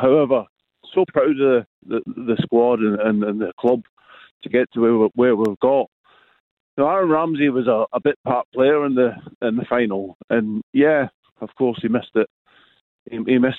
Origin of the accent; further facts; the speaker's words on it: Ayrshire, Scotland, United Kingdom; now in England; Not quite from Ayrshire. I'm from Ayrshire, but I'm living down in England now.